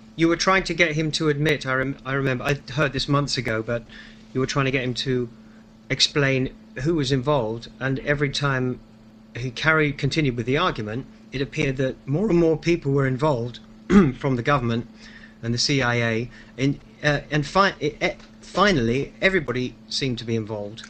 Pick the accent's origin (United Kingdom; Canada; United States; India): United Kingdom; Liverpool, North West England; now in London, United Kingdom; I was born in Liverpool. I live in London